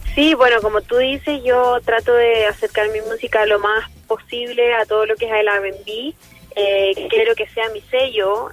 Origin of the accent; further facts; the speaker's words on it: Chile; first language Spanish; siendo chilena